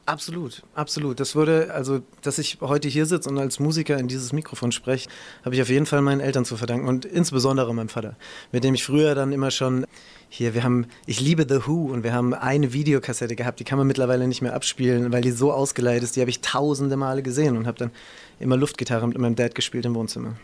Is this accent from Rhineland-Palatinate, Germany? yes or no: yes; Ludwigshafen, Rhineland-Palatinate, Germany; Ludwigshafen, wo ich aufgewachsen bin